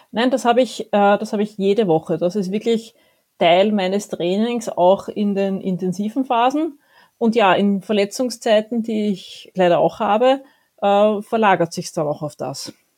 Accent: Vienna, Austria; als Wienerin

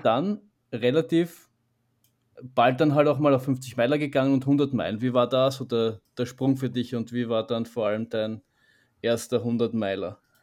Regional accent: Vienna, Austria; so wie wir jetzt schaffen als, als, als Wiener

